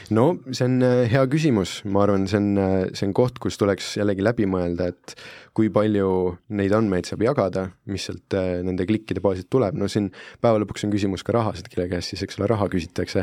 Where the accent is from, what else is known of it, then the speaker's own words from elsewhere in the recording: Italy; now in Estonia; ma olen Itaaliast pärit